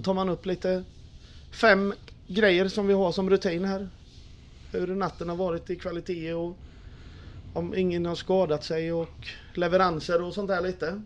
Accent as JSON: {"language": "Swedish", "town": "Tranås", "region": "Jönköping County", "country": "Sweden", "tie": "born or raised there", "also_born_or_lived": "Eksjö", "said": "Jag är född i Eksjö men bott i Tranås i 41 år."}